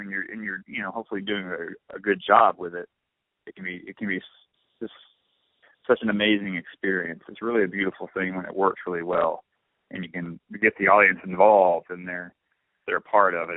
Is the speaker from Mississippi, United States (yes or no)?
yes; Blue Springs, Mississippi, United States; I'm from Blue Springs